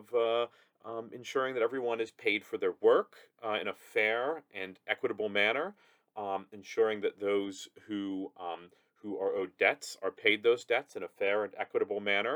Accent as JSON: {"language": "English", "town": "Pittsburgh", "region": "Pennsylvania", "country": "United States", "tie": "born or raised there", "said": "I'm a writer based in my hometown of Pittsburgh, where I live with my wife and five young children."}